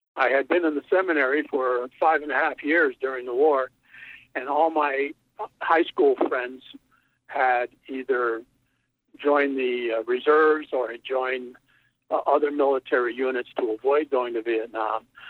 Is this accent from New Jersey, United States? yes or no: no; Connecticut, United States; my hometown in Connecticut